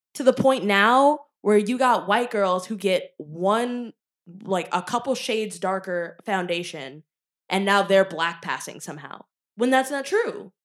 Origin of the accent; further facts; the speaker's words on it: Richmond, Virginia, United States; me growing up in Richmond, Virginia